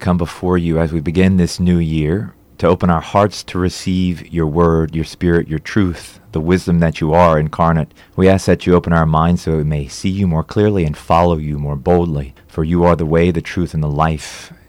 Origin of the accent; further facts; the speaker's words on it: Marksville, Louisiana, United States; also born or lived in Baton Rouge / Shreveport; I'm from Avalls Parish, from Marksville, Louisiana. Graduated from Marksville High School there and went to Louisiana State University in Baton Rouge